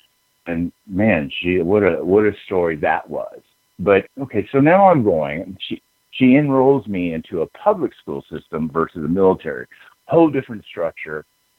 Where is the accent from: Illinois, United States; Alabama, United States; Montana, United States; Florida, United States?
Alabama, United States; born there; I was a military brat. My parents moved. I was born in Alabama, and my mom's side is all German.